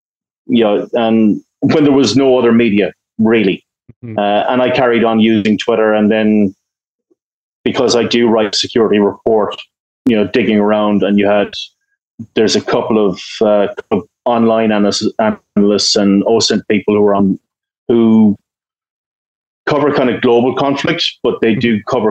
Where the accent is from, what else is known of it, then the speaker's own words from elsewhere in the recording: Ireland; in the UK, like, government, you know, I'm Irish, you know, we have a long history of peacekeeping and stuff like